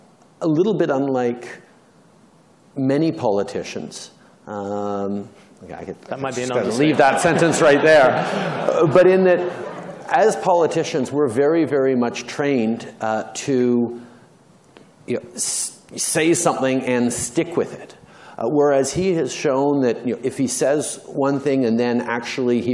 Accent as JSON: {"language": "English", "country": "Canada", "said": "I think I can speak for all Canadians in the room"}